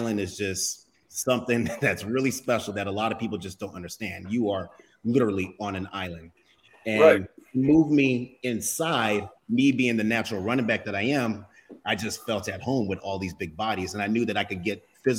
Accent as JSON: {"language": "English", "region": "Oklahoma", "country": "United States", "tie": "born or raised there", "said": "I was born in Oklahoma"}